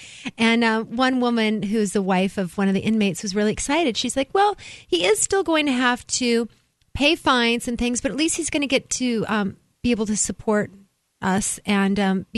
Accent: Oregon, United States; moved away; I'm originally from Oregon

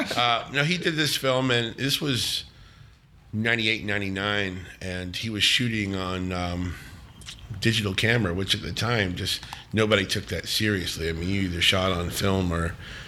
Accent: Memphis, Tennessee, United States; moved away as an adult; now in New Orleans, United States; I grew up in Memphis

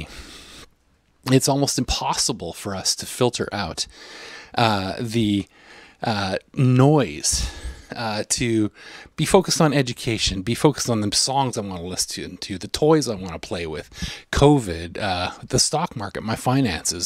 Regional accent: Canada; I'm a Canadian

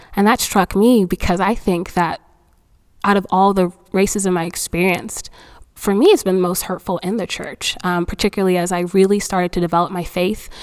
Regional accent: Fayetteville, North Carolina, United States; also born or lived in Nigeria; I am an immigrant, but I actually immigrated to the U.S. a little bit later. Um, so I've been in North Carolina since I was like eight or ten

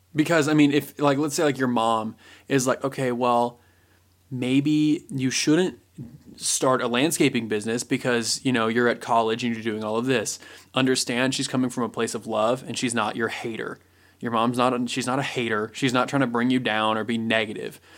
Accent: Indiana, United States; I was born in Indiana

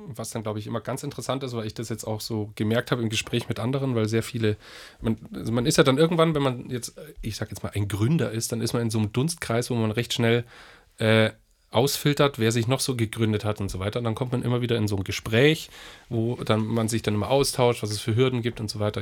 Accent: Aichach, Bavaria, Germany; bei uns in Eichach

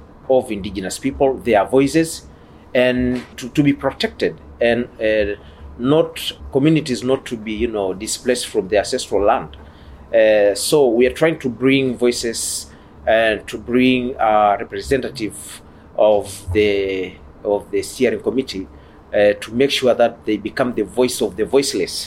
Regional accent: Tanzania; I come from Tanzania

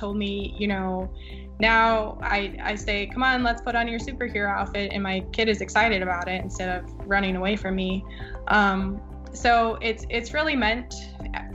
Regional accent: Eau Claire, Wisconsin, United States; moved away; I grew up in Eau Claire, Wisconsin, and that's where I went to undergrad as well.

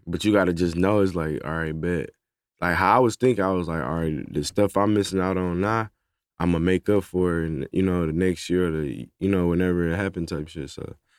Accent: Detroit, Michigan, United States; now in Atlanta, United States; I'm from Detroit

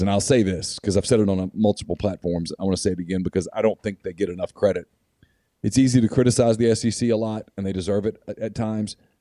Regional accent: Ruston, Louisiana, United States; I grew up in Ruston, Louisiana, so I, I grew up going to Louisiana Tech games

